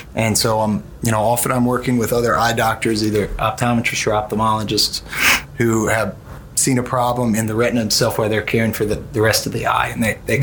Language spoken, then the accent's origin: English; Mobile, Alabama, United States; also born or lived in New Orleans / Washington D.C. / Birmingham; I'm originally from New Orleans, but moved to Mobile at a very young age. And all my formative years were in Mobile.